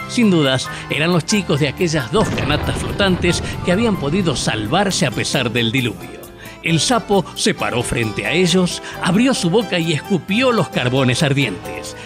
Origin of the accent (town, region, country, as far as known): Salta, Argentina